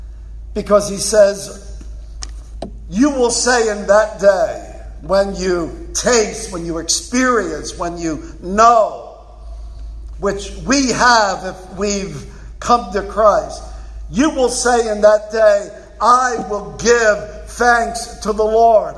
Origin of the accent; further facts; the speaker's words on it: Philadelphia, Pennsylvania, United States; I'm from Philly.